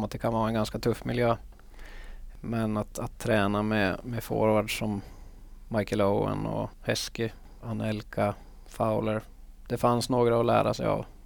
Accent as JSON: {"language": "Swedish", "country": "Finland", "also_born_or_lived": "Liverpool", "said": "att jag var en finsk spelare som kan spela ihop i landslag och, och sånt framöver"}